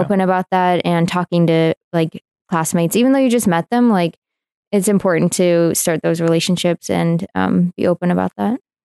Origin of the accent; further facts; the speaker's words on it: Seattle, Washington, United States; now in Iowa City, United States; I grew up in the Seattle area, Washington State